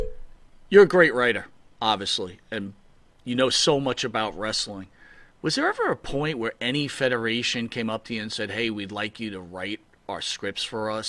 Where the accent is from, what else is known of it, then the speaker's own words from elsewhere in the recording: Long Island, New York, United States; we've grown up on Long Island.